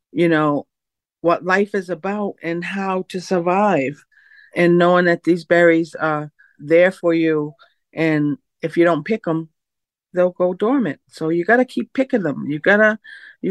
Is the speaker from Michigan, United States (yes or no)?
no; Mashpee, Massachusetts, United States; foods that I grew up on in the 60s. That was a long time ago, you know. So we did a lot of foraging for our food back then. I'm from Mashpee